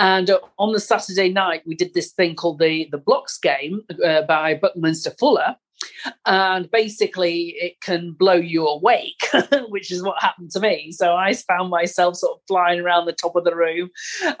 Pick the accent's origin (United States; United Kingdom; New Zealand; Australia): United Kingdom; England; moved away as an adult; now in Italy; I was born in England and I moved to Italy when I met my husband, and that was 30 years ago